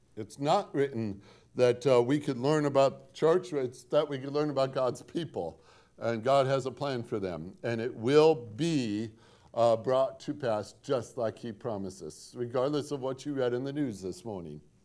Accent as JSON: {"language": "English", "town": "Portage", "region": "Indiana", "country": "United States", "tie": "born or raised there", "also_born_or_lived": "Gary, Indiana", "moved": "yes", "said": "I grew up in Northwest Indiana, uh, lived one mile off the shore of Lake Michigan"}